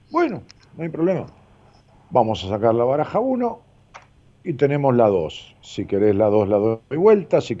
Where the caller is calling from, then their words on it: Neuquén, Argentina; Yo soy de Neuquén Capital.